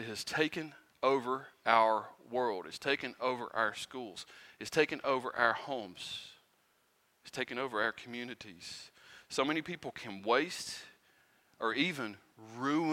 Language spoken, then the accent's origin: English; Pound, United States; moved away; I'm not originally from here. I'm from Pound.